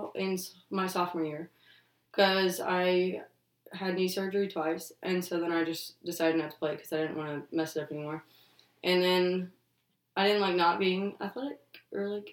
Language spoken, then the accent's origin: English; Little Rock, Arkansas, United States; moved away as an adult; also born or lived in Memphis, Tennessee; I'm from Little Rock, Arkansas. I've lived there for most of my life. I was actually born in Memphis, lived there for a few years, but then moved to Little Rock.